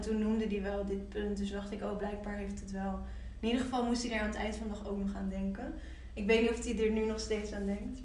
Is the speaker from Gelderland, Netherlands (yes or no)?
yes; Nijmegen, Gelderland, Netherlands; now in Amsterdam, Netherlands; ik kom uit Nijmegen